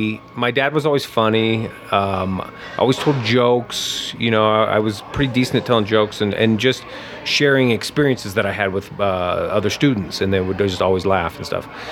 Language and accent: English; Lafayette, Indiana, United States; Indiana. {S3} Okay. {S1} Small town, Lafayette, Indiana.